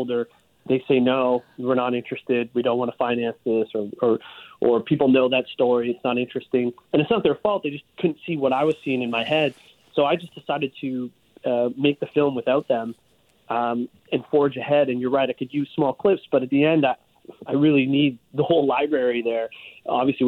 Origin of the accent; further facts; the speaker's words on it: Hamilton, Ontario, Canada; I grew up in Hamilton, a slightly larger city than you did